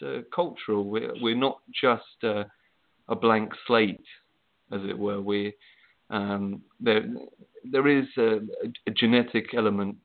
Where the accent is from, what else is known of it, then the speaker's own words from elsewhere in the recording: England, United Kingdom; As you might be able to tell by my accent, I'm from England, the USSK.